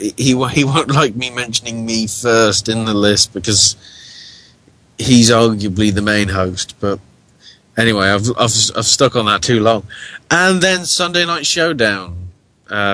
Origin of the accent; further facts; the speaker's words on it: United Kingdom; now in United States; I'm British